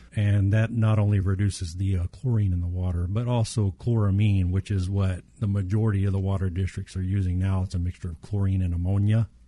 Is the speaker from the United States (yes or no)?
yes; Southeast Texas, United States; when I was younger, growing up in Southeast Texas, we had well water